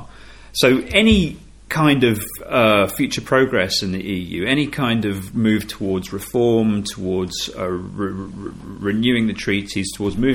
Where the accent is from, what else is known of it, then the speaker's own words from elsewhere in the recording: United Kingdom; I as a British Remainer